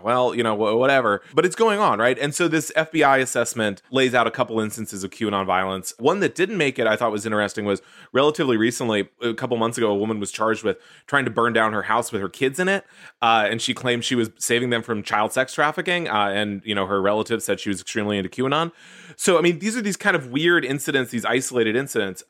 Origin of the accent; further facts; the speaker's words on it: Houston, Texas, United States; Houston, uh, my hometown.